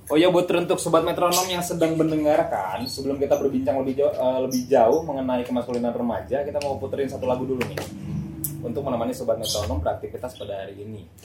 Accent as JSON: {"language": "Indonesian", "town": "Ciamis", "region": "West Java", "country": "Indonesia", "said": "saya asal dari Ciamis"}